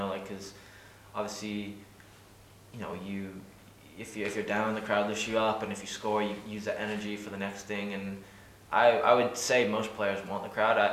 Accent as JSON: {"language": "English", "region": "England", "country": "United Kingdom", "tie": "born or raised there", "moved": "yes", "lives_now": "Ireland", "said": "growing up in England"}